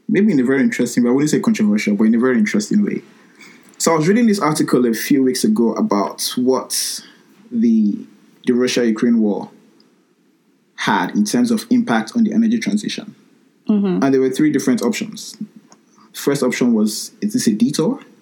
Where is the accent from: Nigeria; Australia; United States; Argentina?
Nigeria; now in Sheffield, United Kingdom; So I studied electronic engineering um, here at the University of Sheffield here in the UK, and I'm from Nigeria.